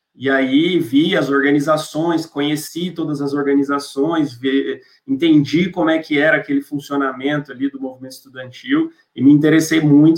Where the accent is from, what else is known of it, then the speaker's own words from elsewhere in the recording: Goiânia, Goiás, Brazil; moved away as an adult; now in São Paulo, Brazil; onde eu cresci em Goiânia